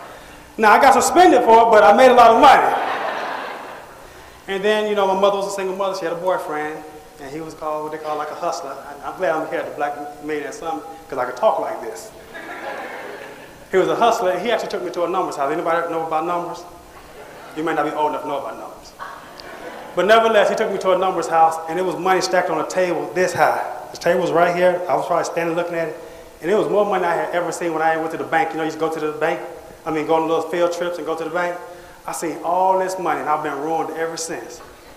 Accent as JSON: {"language": "English", "town": "Cleveland", "region": "Ohio", "country": "United States", "tie": "born or raised there", "also_born_or_lived": "Boston", "said": "I was born in Boston, Massachusetts. But, okay. And if I'd have stayed in Boston, I probably would have been part of … But my single mother, we moved to Cleveland, Ohio."}